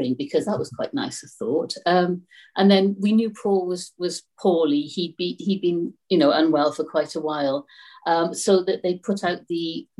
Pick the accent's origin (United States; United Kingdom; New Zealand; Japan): United Kingdom; Newport, Wales; I'm really glad that I'm from Newport West, because I know the areas